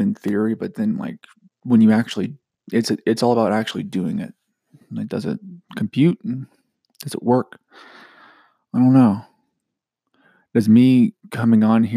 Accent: Georgia, United States; I'm from Georgia

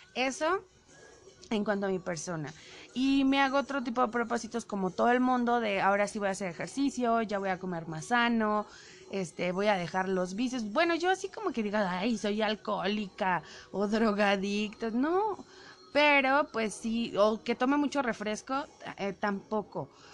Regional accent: Mexico City, Mexico; yo soy chilanga. Bueno, yo nací en la Ciudad de México

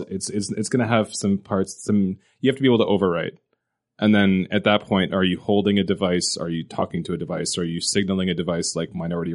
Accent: Canada; When I was a little kid growing up in Canada

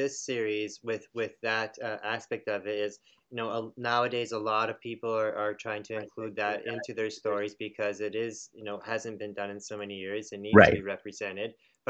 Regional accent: Canada; We're Canadian, so we don't know.

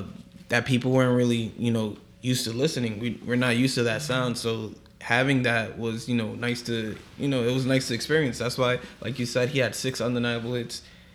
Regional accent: New York, United States; we're from New York

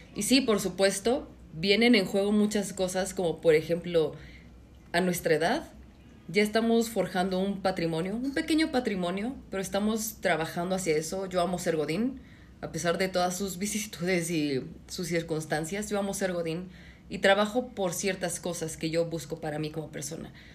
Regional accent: Mexico; Somos mexicanos

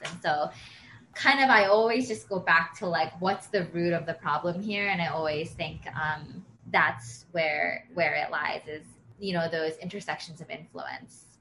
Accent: Pennsylvania, United States; moved away; I'm from Pennsylvania

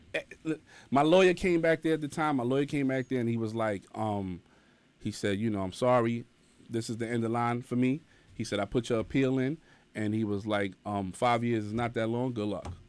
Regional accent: New York City, New York, United States; also born or lived in Bronx; I was born in Harlem

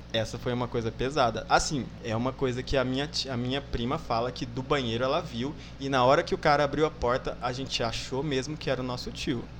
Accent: Miranda, Mato Grosso do Sul, Brazil; moved away; also born or lived in Salobra / Bodoquena; Eu nasci em Miranda e morei um tempinho em Salobra

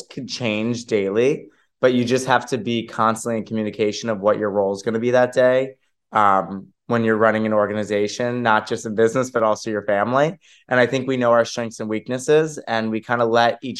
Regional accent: Miami, Florida, United States; moved away as an adult; now in New York, United States; I'm from Miami, Florida

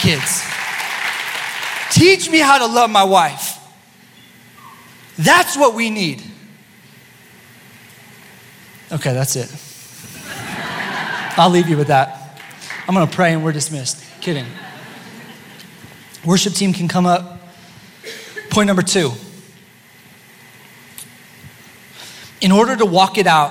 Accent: Steamboat Springs, Colorado, United States; I was born in Steamboat Springs, Colorado

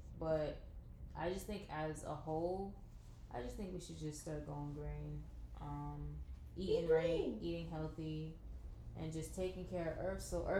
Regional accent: Boston, Massachusetts, United States; I'm from Boston.

